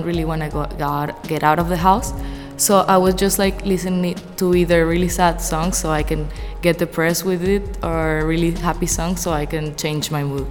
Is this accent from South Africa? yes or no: no; Portugal; moved away as an adult; also born or lived in Venezuela (parents); now in Macau; I come from Portugal, which is in Europe. My parents are from Venezuela, which is a country in Latin America. I've been living in Macau since September 2018